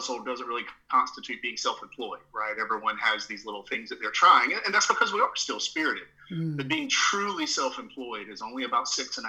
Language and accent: English; the South, Southern United States, United States; accent: Southern; moved away as an adult; I'm a Southerner, if you can't tell from the accent right out of the gate. But I grew up sort of in the sticks in the middle of nowhere in a rural area.